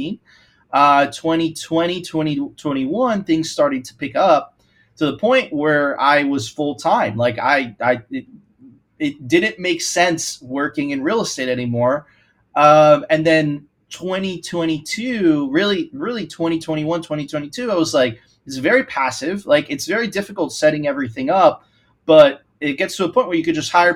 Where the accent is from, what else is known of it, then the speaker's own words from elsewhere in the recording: Venezuela; now in Miami, United States; I'm originally from Venezuela